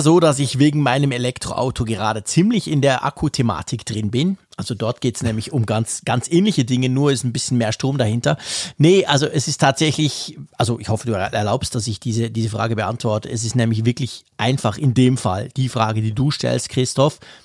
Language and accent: German; Switzerland; Als Schweizer